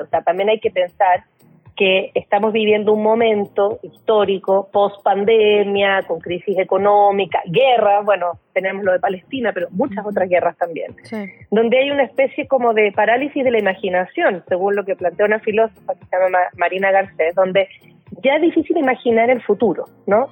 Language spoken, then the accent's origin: Spanish; Chile; now in Mexico; el caso chileno, que es de donde yo vengo